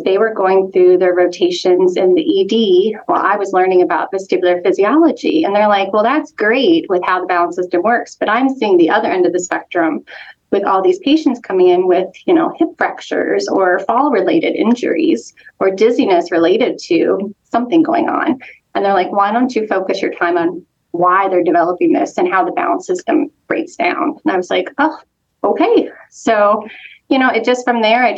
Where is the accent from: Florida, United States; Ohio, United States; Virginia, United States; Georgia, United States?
Ohio, United States; Hamilton; also born or lived in Rochester, Minnesota; now in Cleveland, United States; I was born and raised in Ohio, so actually Southwest Ohio. I grew up in Hamilton